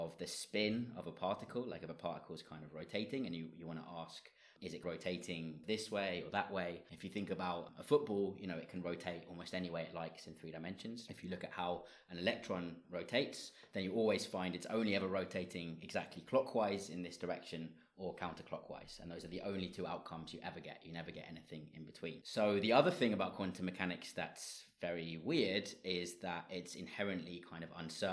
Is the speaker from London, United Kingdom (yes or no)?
yes; London, United Kingdom; moved away as an adult; also born or lived in Leeds / Germany; now in Dublin, Ireland; I'm originally from London